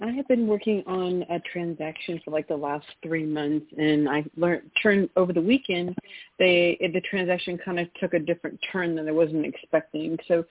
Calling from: Texas, United States; from Texas. I talked to you the week before last, but we got cut off, so I thought I would try once again.

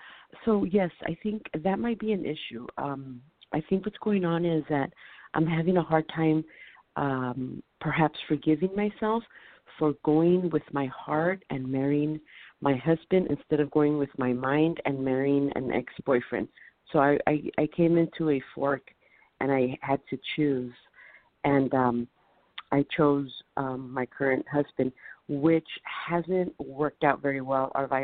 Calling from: California, United States; From California.

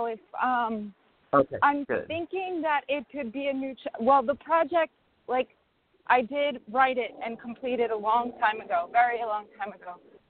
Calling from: New York, United States; from New York.

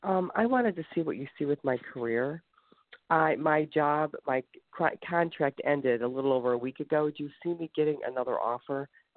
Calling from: Ohio, United States; I'm calling from the Ohio area.

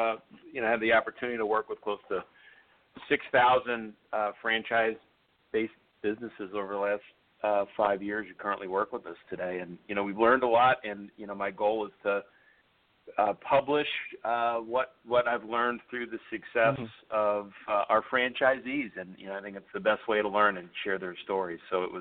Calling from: Chicago, Illinois, United States; Chicago, Illinois.

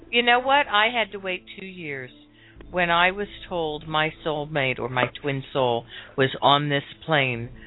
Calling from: California, United States; Um, … from California.

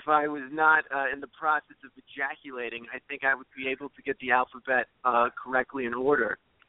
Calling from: New Jersey, United States; I'm calling from New Jersey.

